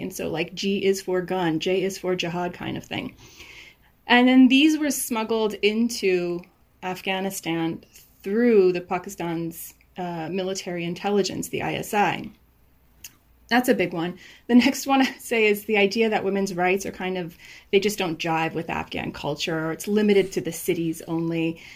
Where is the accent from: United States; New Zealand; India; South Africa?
United States; I was raised in the United States. I was born and raised here